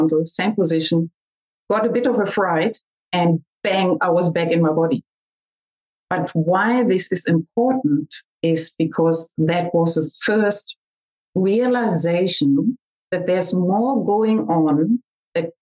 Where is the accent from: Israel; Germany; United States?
Germany; accent: German; also born or lived in Australia; I'm talking to you from Germany, and I hope you can understand my German accent